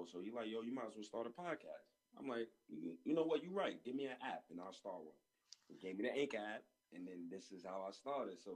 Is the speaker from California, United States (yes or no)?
no; New York City, New York, United States; I'm from New York as well. I'm from Harlem, New York.